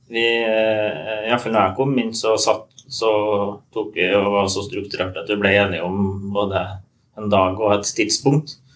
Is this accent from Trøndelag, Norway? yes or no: no; Nordmøre, Møre og Romsdal, Norway; Jeg kommer fra Nordmøre.